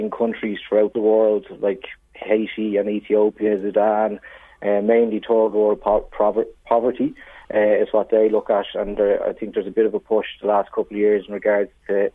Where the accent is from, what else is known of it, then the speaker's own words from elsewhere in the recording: Dublin, Leinster, Ireland; moved away as an adult; now in Navan, Ireland; I'm not from Navan originally. I'm from Ringsend in Dublin originally